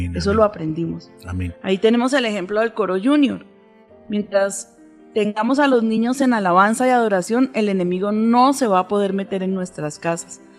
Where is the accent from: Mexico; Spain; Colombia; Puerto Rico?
Colombia; nuestra nación